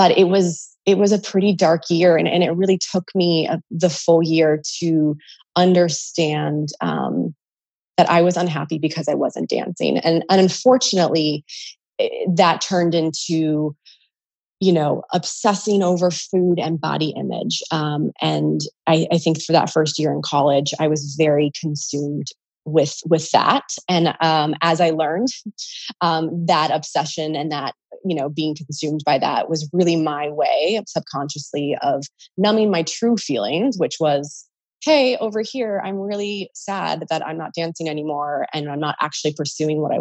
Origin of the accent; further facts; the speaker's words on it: California, United States; moved away; I'm originally from California